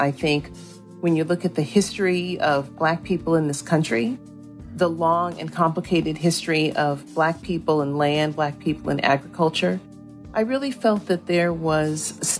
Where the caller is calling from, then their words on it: San Francisco, California, United States; I'm calling in from San Francisco, California.